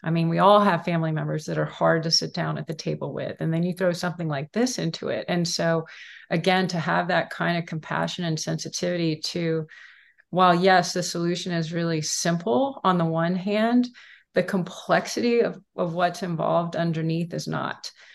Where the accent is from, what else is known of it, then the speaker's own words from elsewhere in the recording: Houston, Texas, United States; I grew up in Houston, Texas